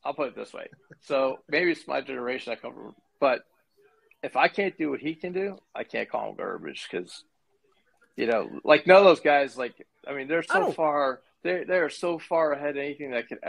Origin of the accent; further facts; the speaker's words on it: Chicago, Illinois, United States; I grew up in Chicago. So, you know, it's a big hockey town